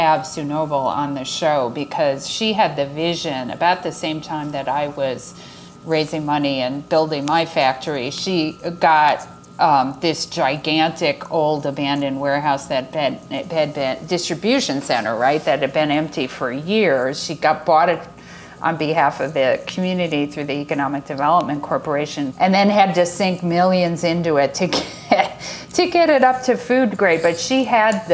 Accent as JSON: {"language": "English", "region": "outside of New York City", "country": "United States", "tie": "born or raised there", "moved": "yes", "said": "I grew up outside of New York City"}